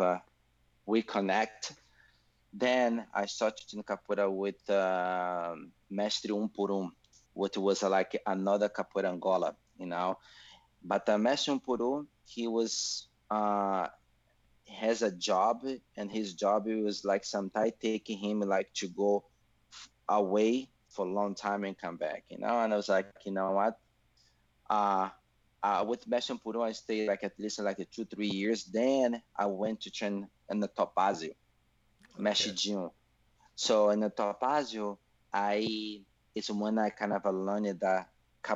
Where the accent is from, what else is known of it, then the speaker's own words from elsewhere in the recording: Salvador, Bahia, Brazil; English is a second language; moved away; I'm from Brazil, Salvador, Bahia